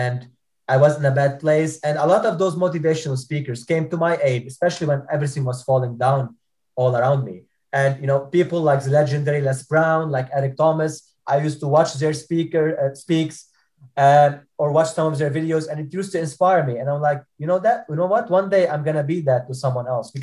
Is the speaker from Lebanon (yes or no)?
yes; Lebanon; moved away as an adult; I was born stateless in Lebanon